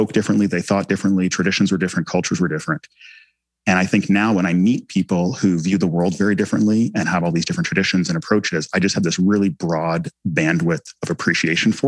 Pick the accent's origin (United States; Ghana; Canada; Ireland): Canada; first language English; English was my first language. You know, I was embedded in Canadian society